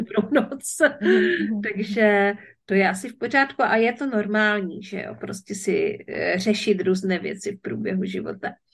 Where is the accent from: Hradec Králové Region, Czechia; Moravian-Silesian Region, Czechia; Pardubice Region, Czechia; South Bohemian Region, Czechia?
Moravian-Silesian Region, Czechia; Ostrava; moved away; also born or lived in Opava District; já jsem se narodila v Ostravě, mm-hmm. nejsem, nejsem z Ostravy, nevysíláme teďka z Ostravy, nemáme to k sobě tak blízko, ale v každém případě eh, pocházím ze Severní Moravy